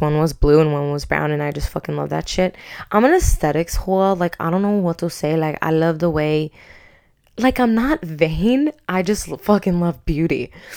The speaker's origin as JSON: {"language": "English", "area": "Long Island", "region": "New York", "country": "United States", "moved": "as an adult", "said": "I'm from Long Island"}